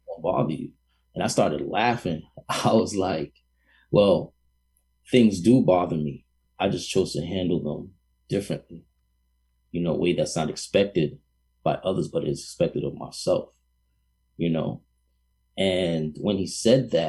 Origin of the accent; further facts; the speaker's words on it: New York City, New York, United States; moved away; also born or lived in Boston; being from New York City, a hardcore New Yorker, even having lived in Boston